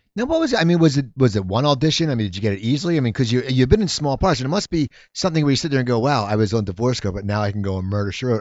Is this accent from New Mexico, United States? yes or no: no; near Philadelphia, Pennsylvania, United States; I grew up, I grew up near Philadelphia